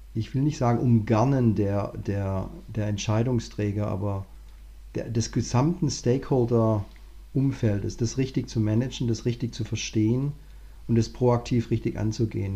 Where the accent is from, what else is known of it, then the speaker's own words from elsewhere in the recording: Southern Germany, Germany; als, als Deutscher, also vor allem ich komme aus dem Süddeutschen